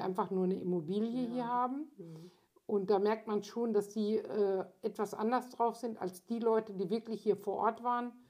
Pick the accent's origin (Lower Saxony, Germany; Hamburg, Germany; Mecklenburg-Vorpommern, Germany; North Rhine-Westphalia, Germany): North Rhine-Westphalia, Germany; Lemgo; ich komme aus Lemgo